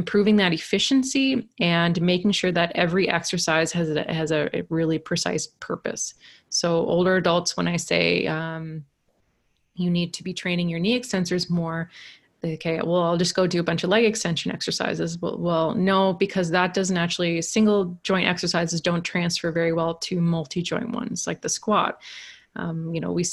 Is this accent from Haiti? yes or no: no; Canada; accent: East Coast; where I'm from in Canada, they kind of say like we're the, I've had Americans call us like, said we sound like Irish rednecks. And so it's very like colloquial, kind of small island